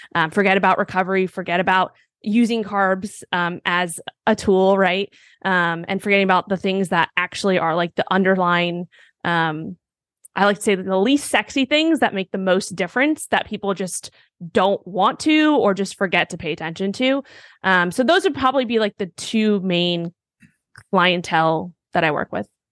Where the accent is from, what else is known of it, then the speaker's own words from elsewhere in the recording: New York City, New York, United States; moved away as an adult; also born or lived in Miami; I grew up in Manhattan, New York